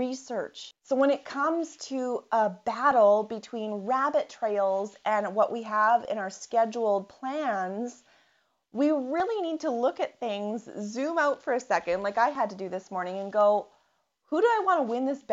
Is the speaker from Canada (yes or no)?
yes; Canadian prairies, Canada; I'm from the Canadian prairies